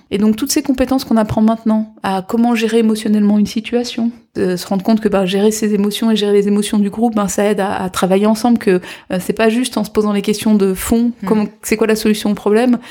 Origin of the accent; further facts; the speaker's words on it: Guadeloupe; now in France; je suis de Guadeloupe